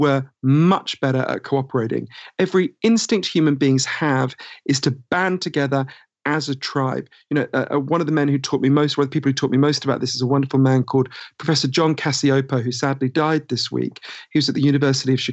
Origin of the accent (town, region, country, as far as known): United Kingdom; accent: Downton Abbey voice; moved away as an adult; also born or lived in United States